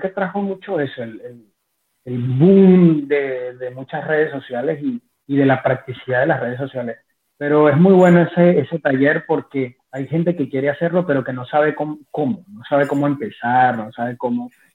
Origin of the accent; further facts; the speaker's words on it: Maracay, Aragua, Venezuela; moved away; los que somos de Venezuela y de Maracay específicamente